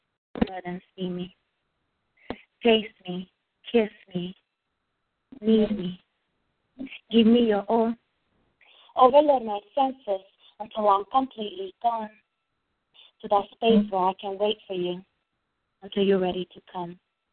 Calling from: Virginia, United States; I'm calling from Virginia.

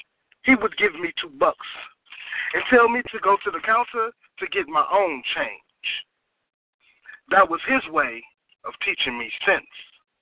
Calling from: Dallas, Texas, United States; I'm calling from Dallas.

